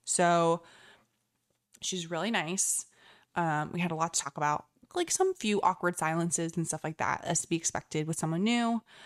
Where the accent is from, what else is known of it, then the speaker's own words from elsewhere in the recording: United States; as an American